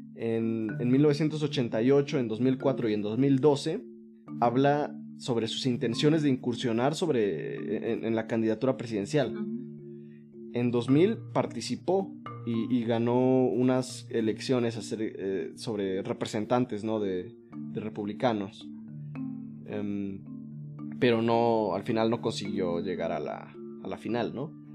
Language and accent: Spanish; Mexico; nosotros somos, somos el pueblo mexicano.